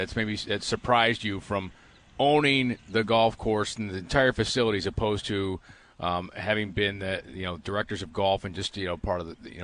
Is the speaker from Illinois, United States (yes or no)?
no; Waterloo, New York, United States; also born or lived in Fredonia, New York; So I consider Fredonia my hometown because I was born there, and the first year of my life was there and went to school there. But I grew up in Waterloo, New York